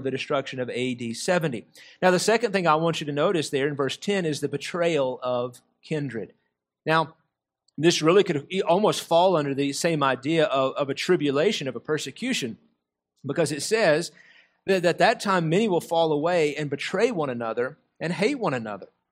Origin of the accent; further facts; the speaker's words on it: United States; us as American Christians